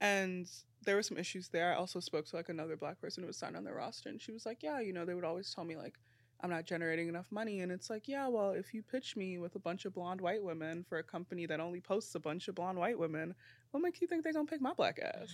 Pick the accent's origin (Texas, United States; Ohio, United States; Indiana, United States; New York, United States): New York, United States; New York City; I'm from Brooklyn